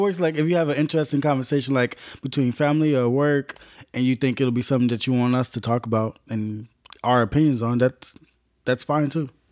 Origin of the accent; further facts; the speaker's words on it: Chicago, Illinois, United States; I was born on the west side of Chicago